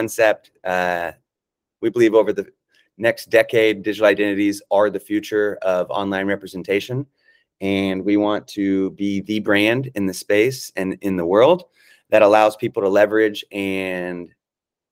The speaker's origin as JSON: {"language": "English", "town": "Atlanta", "region": "Georgia", "country": "United States", "moved": "yes", "lives_now": "Los Angeles, United States", "said": "I currently reside in Los Angeles. I'm from Atlanta"}